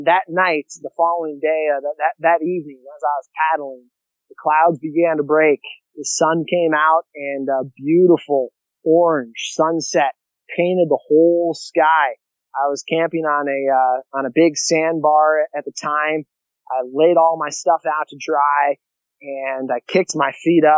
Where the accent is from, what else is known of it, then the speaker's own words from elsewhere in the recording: Illinois, United States; now in South Dakota, United States; 2 in South Dakota where I live, and 2 in my hometown of Illinois, the same middle school that I went